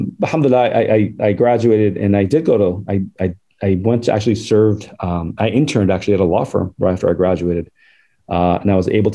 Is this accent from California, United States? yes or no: yes; Southern California, United States; born or raised there; also born or lived in Faisalabad, Pakistan